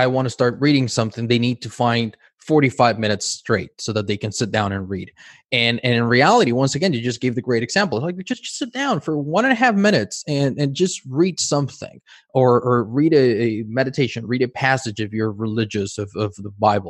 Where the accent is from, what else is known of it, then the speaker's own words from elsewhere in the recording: Mexico City, Mexico; English is a second language; moved away; also born or lived in United States; I grew up in Mexico City.